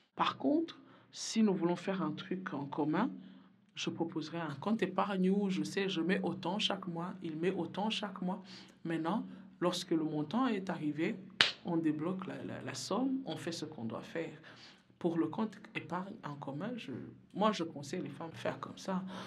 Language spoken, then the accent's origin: French; Burundi; now in Belgium; je viens d'Afrique, je viens du Burundi. Je, suis arrivée en Belgique en fuyant la guerre chez moi.